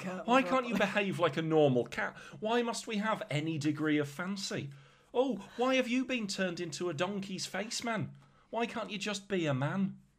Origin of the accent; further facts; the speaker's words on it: Midlands, United Kingdom; I'm from the Midlands.